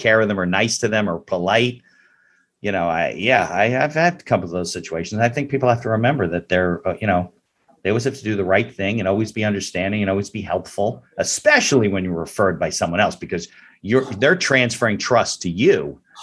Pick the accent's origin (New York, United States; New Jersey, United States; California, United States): New Jersey, United States; we're from New Jersey